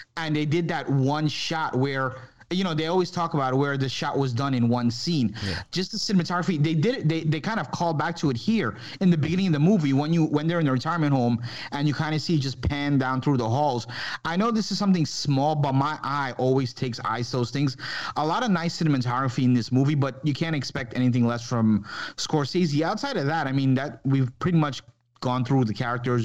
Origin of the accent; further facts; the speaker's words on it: New York, United States; as a kid growing up in New York